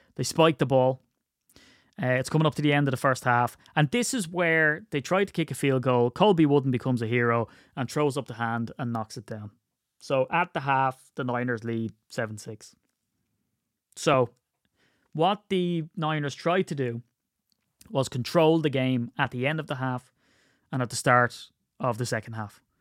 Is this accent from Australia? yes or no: no; Ireland; I'm Irish